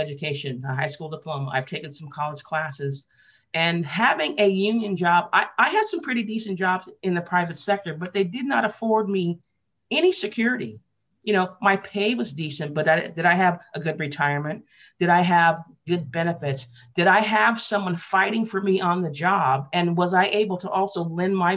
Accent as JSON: {"language": "English", "town": "Portland", "region": "Oregon", "country": "United States", "tie": "born or raised there", "said": "I grew up in Portland, Oregon, born in the 50s, grew up in Portland in the 60s, 70s"}